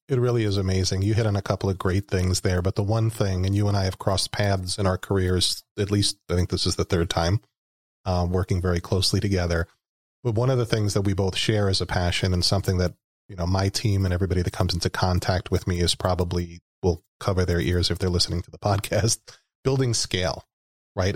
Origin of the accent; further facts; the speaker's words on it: New York, United States; moved away as an adult; that's my home state. That's where I was born and raised